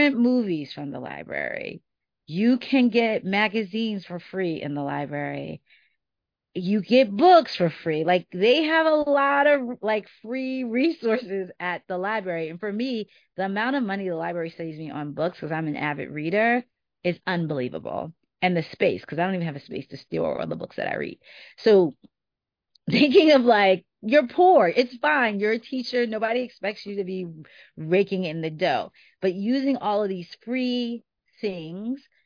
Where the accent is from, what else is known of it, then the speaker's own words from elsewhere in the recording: New York City, New York, United States; moved away; I was from New York, and coming back to New York, like, I knew neighborhoods that I would be comfortable in because I grew up there